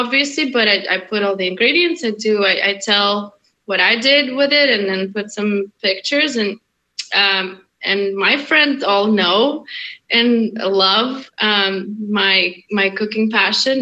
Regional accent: Russia; moved away; also born or lived in Hungary; I was born in Hungary, I grew up in Russia

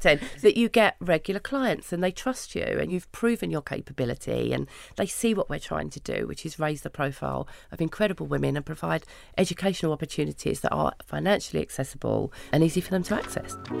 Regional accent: London, United Kingdom; I grew up in Hackney

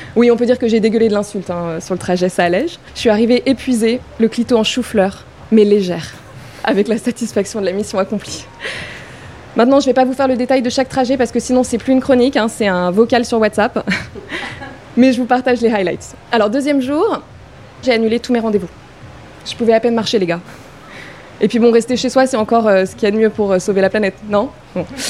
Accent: Paris, Île-de-France, France; j'ai grandi à Paris, downtown

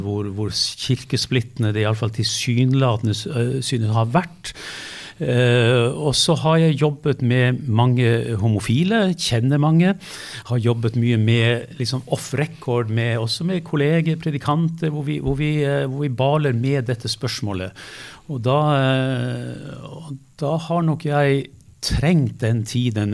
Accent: Lofoten, Nordland, Norway; jeg er fra Lofoten

